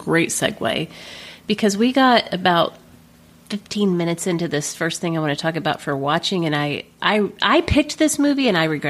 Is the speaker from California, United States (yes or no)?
no; Ardmore, Oklahoma, United States; in Ardmore, my hometown in Oklahoma.